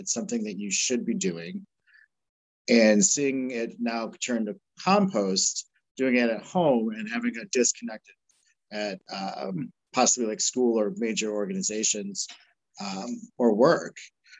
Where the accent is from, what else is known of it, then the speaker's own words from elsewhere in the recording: Chicago, Illinois, United States; growing up in Chicago, we went to a local Montessori school